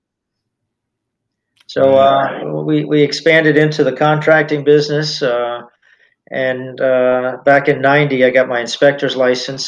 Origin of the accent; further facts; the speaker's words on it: Miami, Florida, United States; I was raised in Miami